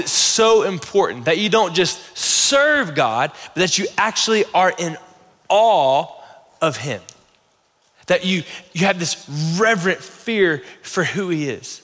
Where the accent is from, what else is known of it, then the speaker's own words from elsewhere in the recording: the South, United States; I'm from the South